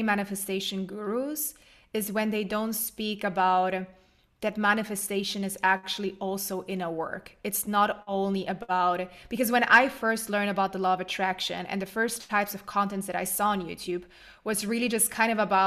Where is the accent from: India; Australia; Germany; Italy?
Germany; I am originally from Germany, but my whole family's from Poland, and they moved to Germany when I was young. No, actually, I was born in Germany.